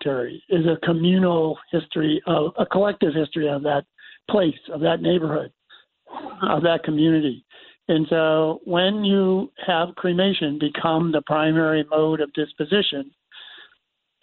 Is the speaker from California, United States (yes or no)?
no; Syracuse, New York, United States; I grew up in Syracuse in this cemetery, 200-acre cemetery